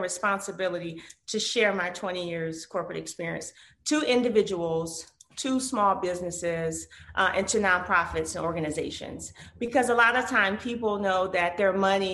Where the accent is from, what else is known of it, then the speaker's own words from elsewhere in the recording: Detroit, Michigan, United States; as a little girl growing up in Detroit, Michigan